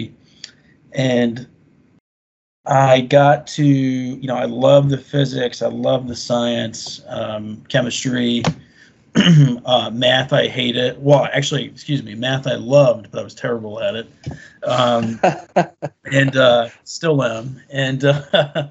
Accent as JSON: {"language": "English", "region": "Florida", "country": "United States", "tie": "born or raised there", "said": "when I was growing up in Florida"}